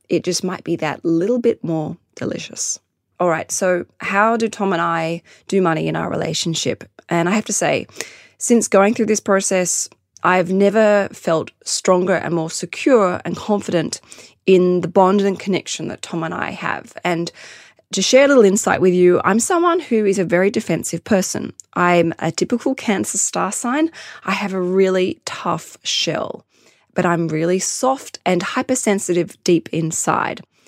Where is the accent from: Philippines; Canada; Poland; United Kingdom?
United Kingdom; London; now in Australia; I was born in London